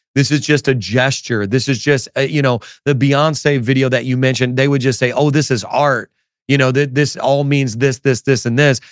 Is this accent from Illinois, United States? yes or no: yes; Chicago, Illinois, United States; now in New York City, United States; I'm originally from Chicago area